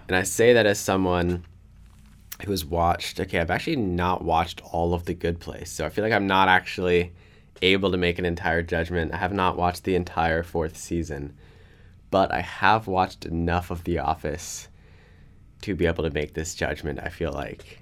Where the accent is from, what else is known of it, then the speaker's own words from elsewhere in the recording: Kannapolis, North Carolina, United States; I'm from Kannapolis, North Carolina, near Charlotte.